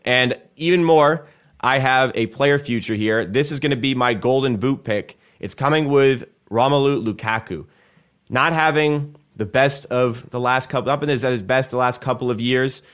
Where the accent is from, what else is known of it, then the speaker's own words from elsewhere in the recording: Canada; we are Canadian.